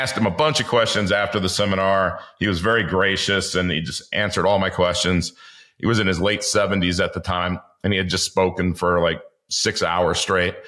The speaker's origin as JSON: {"language": "English", "town": "Los Angeles", "region": "California", "country": "United States", "tie": "born or raised there", "said": "I grew up in the inner city of Los Angeles"}